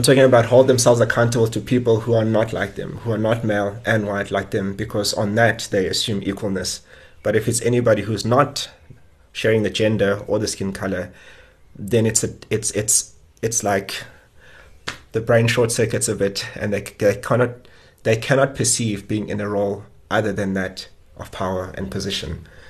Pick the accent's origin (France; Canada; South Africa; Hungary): South Africa